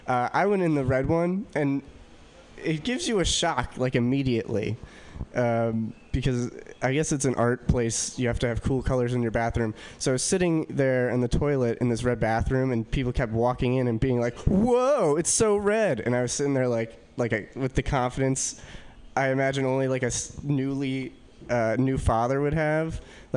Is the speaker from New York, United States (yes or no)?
yes; New York, United States; New York.